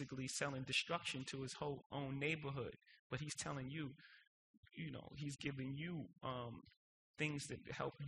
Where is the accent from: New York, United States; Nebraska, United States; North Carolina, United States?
New York, United States; New York City; I was born in Marcy Projects